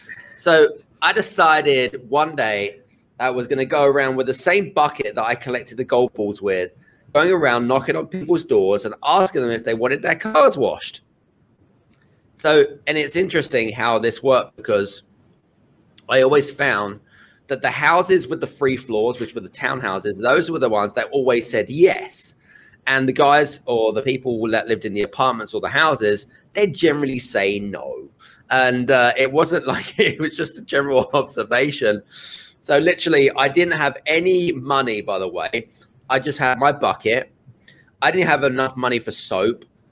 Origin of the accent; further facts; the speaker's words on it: United Kingdom; We grew up, obviously, being British. I'm from the UK. We didn't really have a lot, if I'm honest with you, when we grew up.